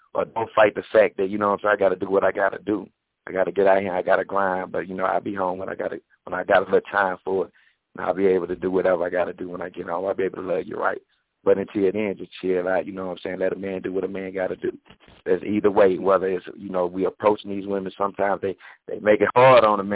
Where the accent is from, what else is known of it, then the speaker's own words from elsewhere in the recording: Athens, Alabama, United States; I'm from Athens, Alabama, right outside of Huntsville